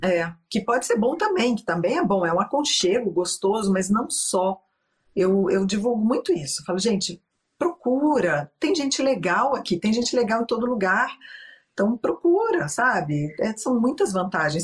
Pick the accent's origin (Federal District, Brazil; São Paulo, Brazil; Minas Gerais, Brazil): Minas Gerais, Brazil; Belo Horizonte; moved away as an adult; also born or lived in Rio de Janeiro; now in Stavanger, Norway; eu sou de BH, fiz direito lá por causa da minha tradicional família mineira.